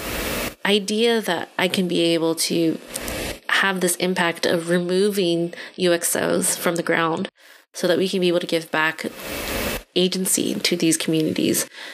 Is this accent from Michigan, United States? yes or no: no; California, United States; I'm Hmong American, and I was born and raised here in California